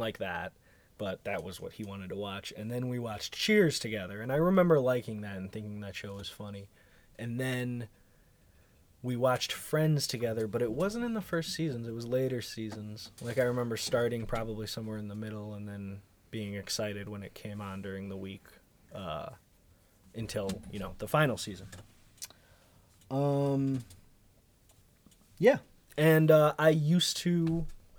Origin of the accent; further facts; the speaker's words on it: Chicago, Illinois, United States; I'm from Chicago. I did improv at Second City when I was a teenager. I did stand-up for a couple of years in Chicago. Did some acting when I was a child